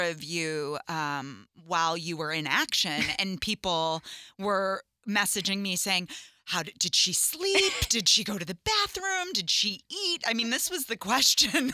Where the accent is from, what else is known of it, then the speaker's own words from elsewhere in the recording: Chicago, Illinois, United States; I grew up in Chicago